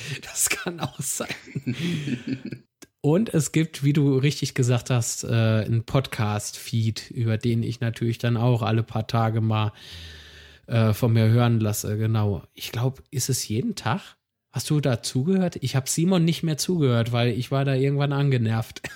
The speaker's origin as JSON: {"language": "German", "region": "Rhineland-Palatinate", "country": "Germany", "said": "ich bin Pfälzer"}